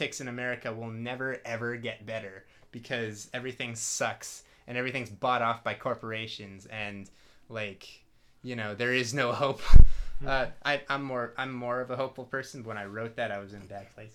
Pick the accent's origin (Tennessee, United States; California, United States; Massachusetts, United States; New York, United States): California, United States; Berkeley; we're from Berkeley originally, Berkeley and Richmond. Mm-hmm. This cat's from Richmond, but yeah, we're from the East Bay basically